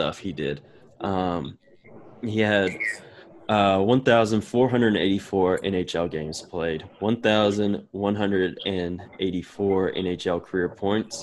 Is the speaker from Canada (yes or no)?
no; Eastern North Carolina, United States; I'm from Eastern North Carolina